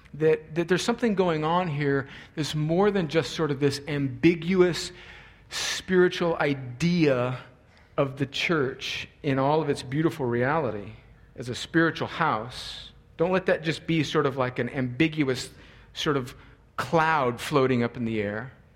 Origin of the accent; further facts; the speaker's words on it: United States; as American Christians